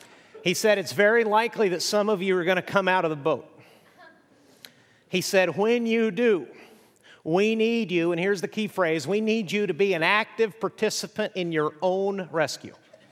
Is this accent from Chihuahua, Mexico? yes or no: yes; Chihuahua, Mexico; I grew up in northern Mexico. My parents were missionaries. I grew up in Chihuahua, which is unfortunately where the dog comes from, I'm told.